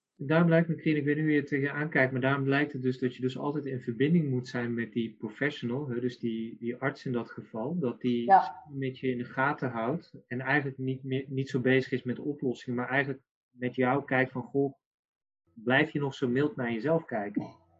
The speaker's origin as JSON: {"language": "Dutch", "region": "North Brabant", "country": "Netherlands", "said": "ik ben Brabander"}